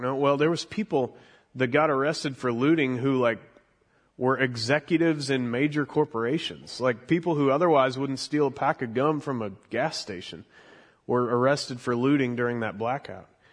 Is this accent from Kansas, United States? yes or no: yes; Mission, Kansas, United States; moved away; I grew up in Mission, Kansas